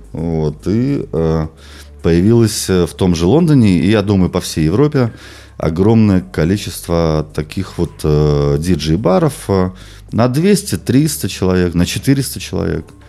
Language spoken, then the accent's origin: Russian; Belarus; moved away as an adult; also born or lived in London; я родом из Беларуси